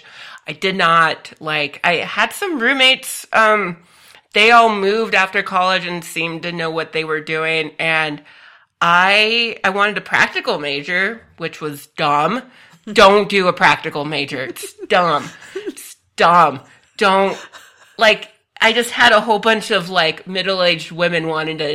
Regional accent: Phoenix, Arizona, United States; also born or lived in Tucson, Arizona; I was born and raised in the Phoenix area

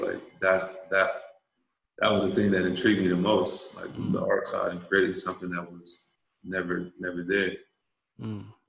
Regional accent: Fayetteville, North Carolina, United States; I'm from Fayetteville, North Carolina, man, home of the Dreamers

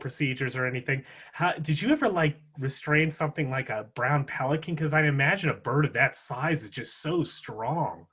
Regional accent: Yorktown, Virginia, United States; I'm from Yorktown, Virginia, um, mm-hmm. right on the bay there.

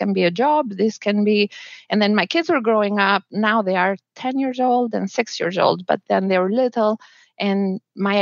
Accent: Albania; moved away as an adult; also born or lived in New Zealand; now in Miami, United States; I'm from Albania and my husband is from Bolivia, but we got married in New Zealand

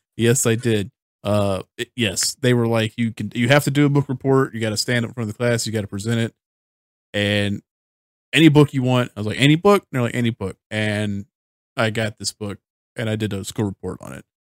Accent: United States; I'm an American

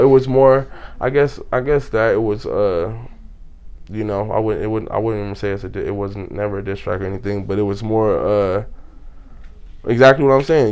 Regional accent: Pasadena, California, United States; now in Victorville, United States; I'm from Pasadena. That's where I was born and raised.

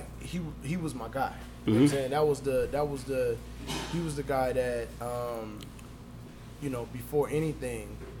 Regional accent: Anderson, Indiana, United States; I'm from Anderson, Indiana

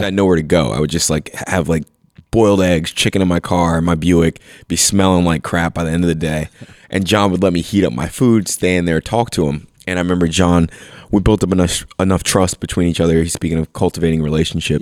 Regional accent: Bethlehem, Pennsylvania, United States; moved away as an adult; also born or lived in Philadelphia area; I grew up in Bethlehem

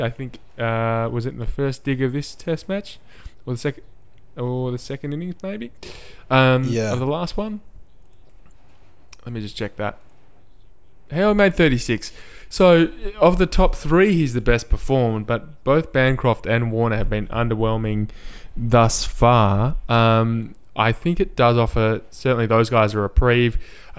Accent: Australia; as Australian cricket fans

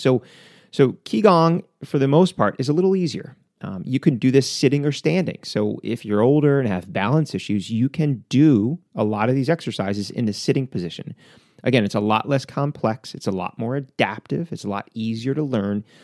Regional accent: United States; as an American

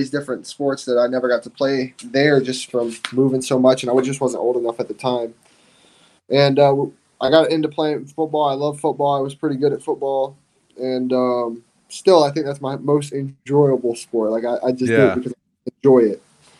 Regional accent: South Carolina, United States; So I was born right outside of Parris Island in South Carolina. And we bounced back and forth between North Carolina and South Carolina, between Camp Lejeune and Parris Island a lot.

